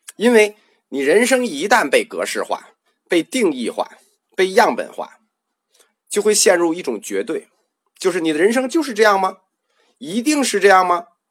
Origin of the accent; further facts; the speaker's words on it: China; 我们中国人就翻译食神、魂灵